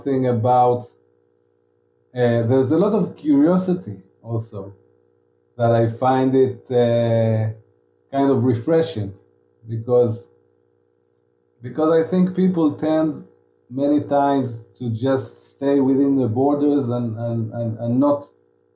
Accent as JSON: {"language": "English", "town": "Tel Aviv", "region": "Tel Aviv District", "country": "Israel", "said": "I was from Tel Aviv and I was a writer"}